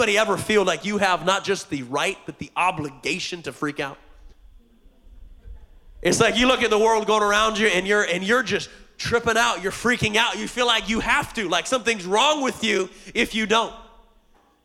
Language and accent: English; Montana, United States; now in Hawaii, United States; I grew up in Montana on a farm, and I was homeschooled